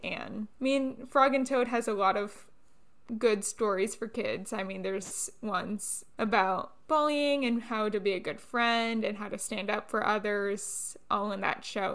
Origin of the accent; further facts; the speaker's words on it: Orlando, Florida, United States; I'm from the Orlando area, so a lot of Broadway tours would come through my area, and I got to see Wicked when I was eight years old